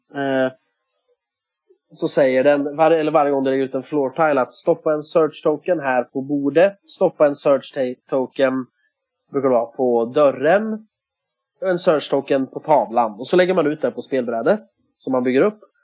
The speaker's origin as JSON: {"language": "Swedish", "country": "Sweden", "said": "jag är ju svensk"}